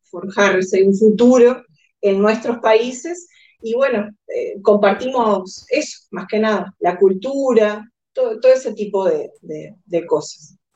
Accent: Uruguay; moved away as an adult; now in United States; es eh, uruguaya, soy uruguaya. Eh, eh, vine a Estados Unidos hace aproximadamente cinco años, no hace mucho tiempo que estoy.

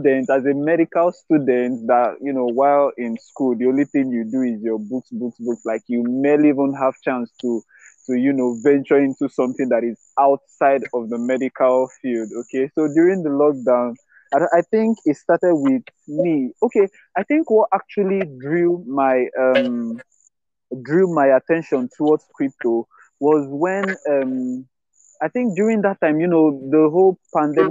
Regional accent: Nigeria; I'm a Nigerian, a young Nigerian

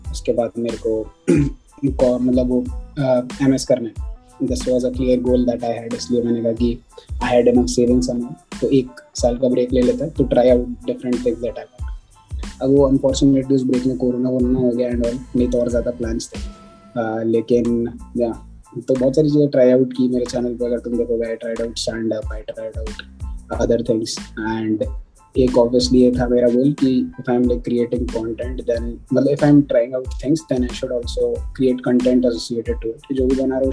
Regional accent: Bhopal, Madhya Pradesh, India; और मैं भोपाल का रहने वाली हूँ और कॉलेज के बाद मैं national institute of technology Durgapur N Durgapur में गया

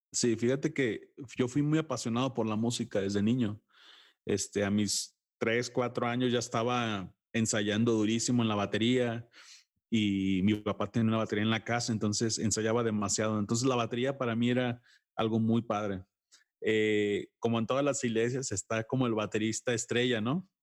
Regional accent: Mexico; sí soy muy mexicano y defiendo lo mío

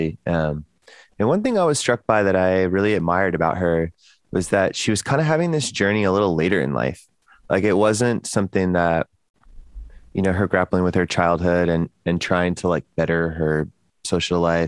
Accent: Texas, United States; I'm from Texas

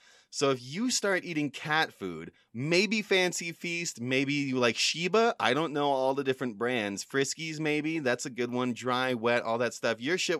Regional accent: United Kingdom; accent: British; backstory on this, people at home, is I think I've lost my British accent because I've been consuming a lot of Australian media lately, and I just think that it's gone.

